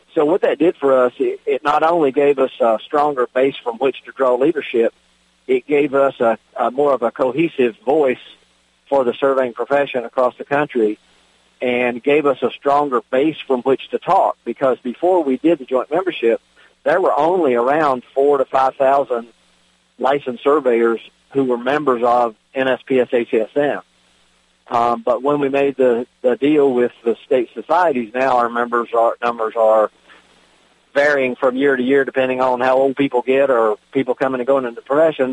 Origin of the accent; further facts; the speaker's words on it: Virginia, United States; my home state of Virginia